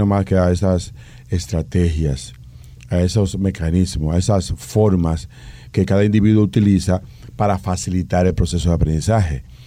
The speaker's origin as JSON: {"language": "Spanish", "country": "Dominican Republic", "said": "nosotros como dominicanos"}